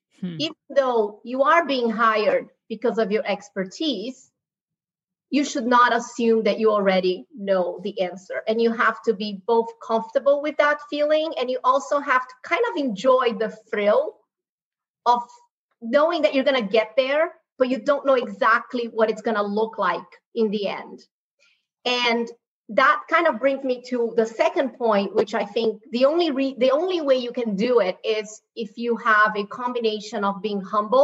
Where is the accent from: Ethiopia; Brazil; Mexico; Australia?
Brazil; moved away as an adult; now in United States; I grew up in Brazil. I was born and raised in Brazil. First generation born in Brazil. My mom is from Spain. My dad is from China. You know, I've been in the U.S. for 20 years.